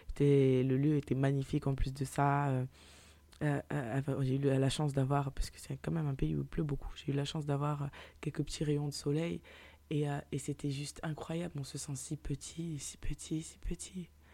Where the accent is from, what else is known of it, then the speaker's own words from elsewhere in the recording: Paris, Île-de-France, France; je suis parisienne